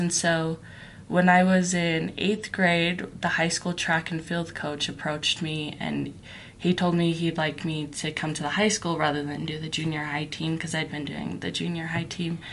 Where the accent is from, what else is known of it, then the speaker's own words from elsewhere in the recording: Utah, United States; also born or lived in New Mexico / Philippines; growing up in Utah County